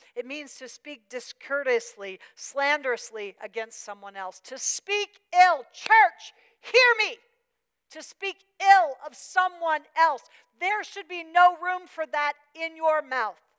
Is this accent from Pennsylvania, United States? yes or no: yes; Pennsylvania, United States; moved away; I, am from Pennsylvania